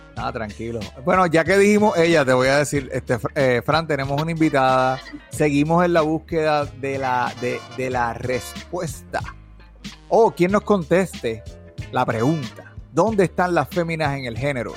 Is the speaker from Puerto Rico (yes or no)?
yes; Puerto Rico; nací en Puerto Rico, pero el español no es mi fuerte